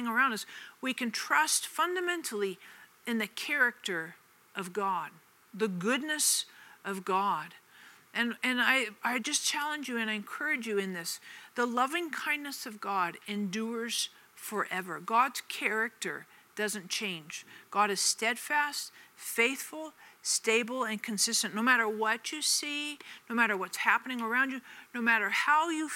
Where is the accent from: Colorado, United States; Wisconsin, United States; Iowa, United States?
Colorado, United States; Denver; moved away as an adult; also born or lived in Kansas City; I moved from Denver to Kansas City when I first got married